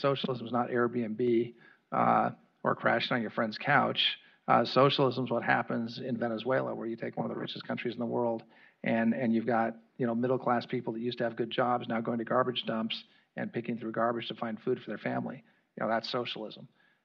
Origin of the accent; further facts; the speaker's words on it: California, United States; I come from California